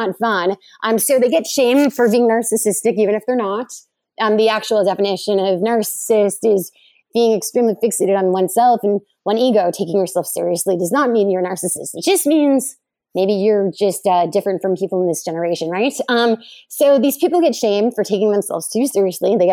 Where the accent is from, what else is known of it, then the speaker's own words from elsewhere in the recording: United States; I'm an American